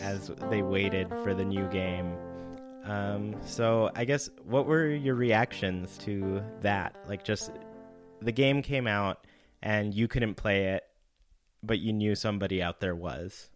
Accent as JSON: {"language": "English", "region": "California", "country": "United States", "tie": "born or raised there", "said": "I grew up in California"}